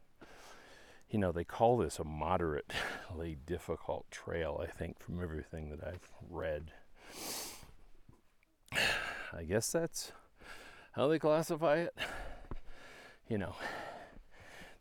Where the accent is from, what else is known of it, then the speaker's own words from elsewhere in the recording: Dallas, Texas, United States; we're from Dallas, Texas